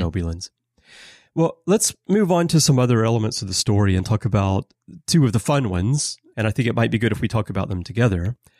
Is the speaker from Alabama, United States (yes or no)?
yes; Alabama, United States; moved away; I'm from Alabama